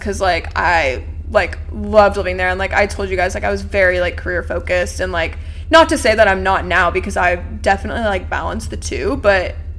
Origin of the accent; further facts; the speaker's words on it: Knoxville, Tennessee, United States; now in Nashville, United States; I'm from Knoxville, went to UT, so many people moved here.